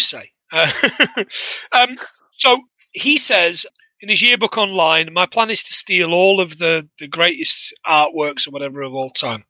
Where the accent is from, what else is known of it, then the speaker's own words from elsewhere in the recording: Nottingham, East Midlands, United Kingdom; I'm from Nottingham.